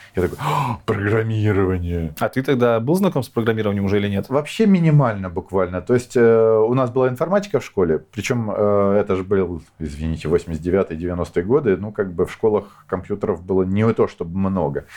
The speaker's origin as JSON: {"language": "Russian", "region": "Moscow", "country": "Russia", "tie": "born or raised there", "also_born_or_lived": "Kyiv, Ukraine", "moved": "as an adult", "lives_now": "Ukraine", "said": "родился я в Москве, я коренной москвич, черт знает в каком поколении"}